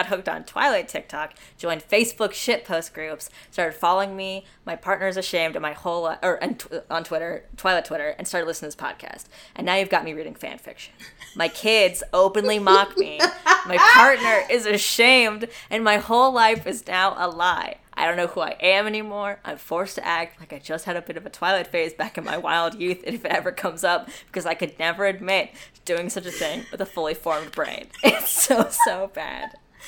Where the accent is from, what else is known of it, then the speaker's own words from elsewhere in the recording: New Zealand; So, I'm from New Zealand, and last year we had a pretty extreme strict lockdown going on for 6 weeks or so.